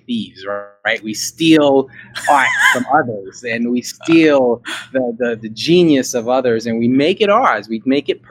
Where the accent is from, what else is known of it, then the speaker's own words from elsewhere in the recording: New York City, New York, United States; moved away; I was born in America, born in a little town in New York called Brooklyn